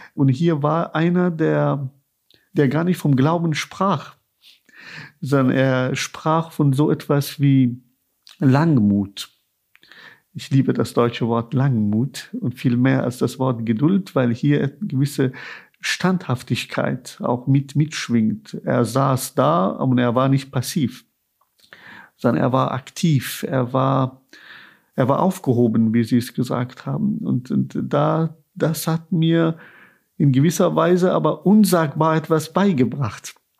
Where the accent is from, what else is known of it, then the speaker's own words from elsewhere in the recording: Kabul, Afghanistan; now in Germany; wie ich meine Eltern als Kind in Kabul beim Gebet beobachtet habe